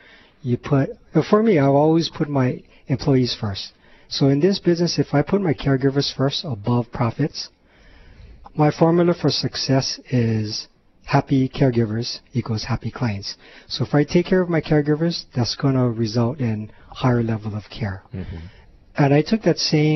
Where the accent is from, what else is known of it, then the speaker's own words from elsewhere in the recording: Honolulu, Hawaii, United States; also born or lived in Kapahulu; I was born and raised in Hawaii, lived here my entire life